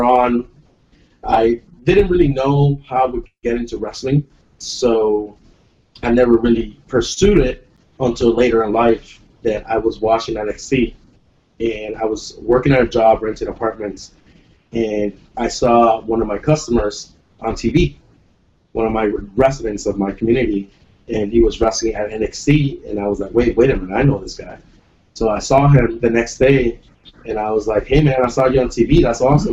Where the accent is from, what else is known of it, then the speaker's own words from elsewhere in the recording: Puerto Rico; I'm from Puerto Rico